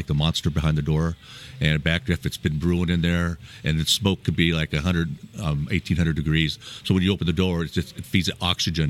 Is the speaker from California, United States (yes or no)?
yes; Bay Area, California, United States; also born or lived in Oklahoma; I was born in Oklahoma and left there when I was 2 and then moved. I grew up in the Bay Area, California. Graduated from Concord High